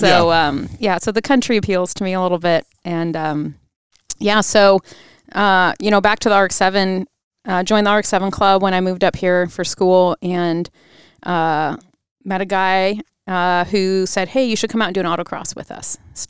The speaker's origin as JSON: {"language": "English", "town": "Mossyrock", "region": "Washington", "country": "United States", "tie": "born or raised there", "said": "Mossy Rock, Washington. It's okay if you haven't heard of it. There's a sign on I-5 down kind of by Mount Rainier, Mount St. Helens area."}